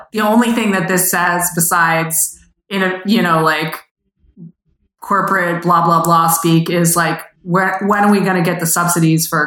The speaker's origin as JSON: {"language": "English", "country": "United States", "moved": "yes", "lives_now": "Canada", "said": "I'm American"}